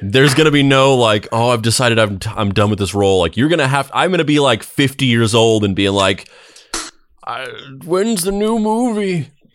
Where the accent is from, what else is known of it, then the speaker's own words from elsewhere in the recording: Roswell, United States; growing up in Roswell